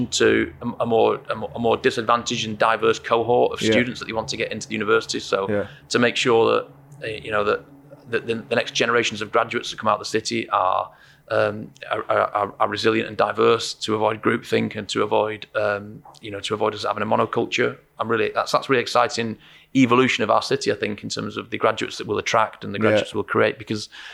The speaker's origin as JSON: {"language": "English", "town": "Eccles", "region": "North West England", "country": "United Kingdom", "tie": "born or raised there", "said": "my hometown in Eccles in Salford."}